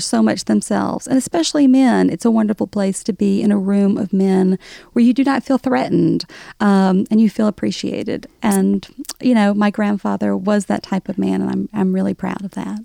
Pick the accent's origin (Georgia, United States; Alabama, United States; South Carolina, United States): Alabama, United States; accent: Southern; moved away as an adult; now in New York, United States; growing up in Alabama, nobody was out of the closet in the eighties